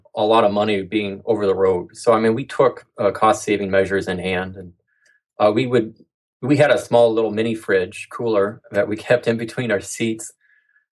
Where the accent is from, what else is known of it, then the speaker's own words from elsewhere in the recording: Midwest, United States; moved away as an adult; also born or lived in Central Oregon; We're from the Midwest